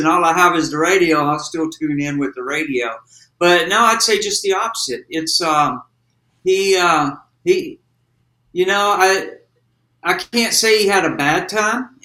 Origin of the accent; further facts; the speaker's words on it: Ferriday, Louisiana, United States; also born or lived in Natchez, Mississippi; I was born in Natchez, Mississippi, grew up in Faraday, Louisiana